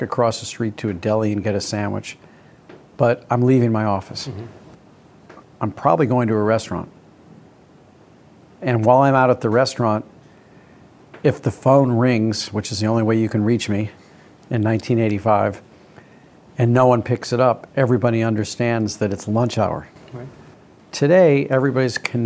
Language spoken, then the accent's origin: English; St. Louis, Missouri, United States; When I was growing up in St. Louis